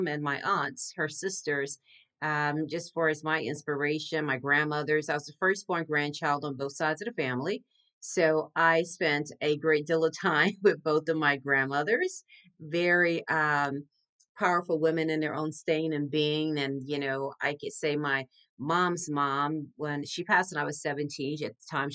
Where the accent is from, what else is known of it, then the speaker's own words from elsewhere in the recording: Galveston, Texas, United States; also born or lived in Northern California / Miami; now in Houston, United States; I grew up in Galveston, Texas, about 40 miles outside of Houston, Texas, where I reside now